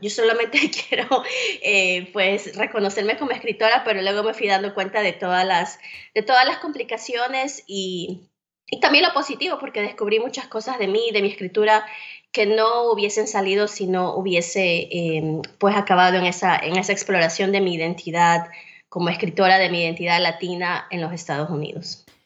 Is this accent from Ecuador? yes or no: yes; Guayaquil, Guayas, Ecuador; moved away as an adult; also born or lived in Iowa, United States; now in Tennessee, United States; soy originalmente de Ecuador, de la ciudad de Guayaquil. Allí nací, crecí y viví buena parte de mi vida adulta.